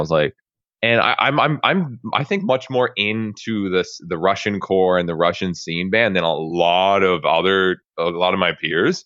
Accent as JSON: {"language": "English", "country": "Canada", "said": "I'm Canadian"}